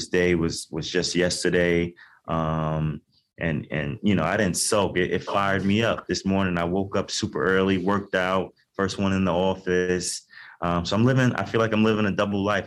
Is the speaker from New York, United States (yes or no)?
yes; New York City, New York, United States; I grew up in Queens, New York, to a single mom